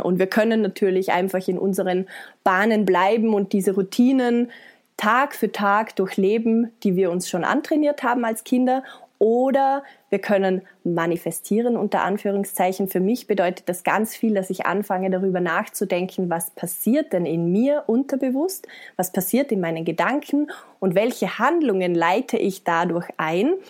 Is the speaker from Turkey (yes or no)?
no; Vorarlberg, Austria; Ich komme aus Österreich, aus Vorarlberg, bin 31 Jahre alt